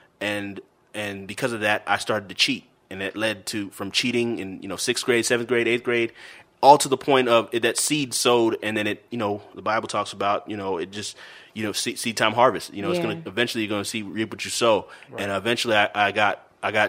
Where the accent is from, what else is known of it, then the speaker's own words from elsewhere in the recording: California, United States; I'm from Cali, California.